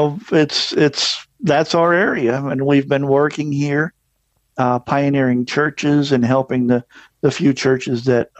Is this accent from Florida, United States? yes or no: yes; Florida, United States; also born or lived in Missouri; I was born in Florida, did a lot of growing up there. My folks moved a lot, and between Florida and Missouri.